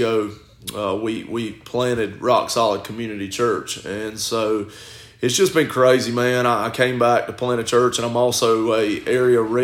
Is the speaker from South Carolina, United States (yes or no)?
yes; Gaffney, South Carolina, United States; I'm originally from Gaffney, so I grew up in Gaffney my whole life and born and raised there.